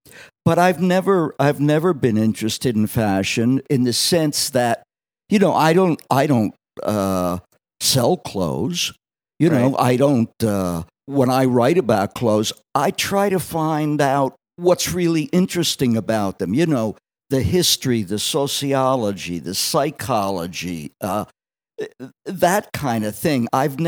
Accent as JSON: {"language": "English", "town": "Wildwood", "region": "New Jersey", "country": "United States", "tie": "born or raised there", "said": "Well, I was born and bread and buttered, as they say, in a resort town at the southern end of New Jersey called Wildwood."}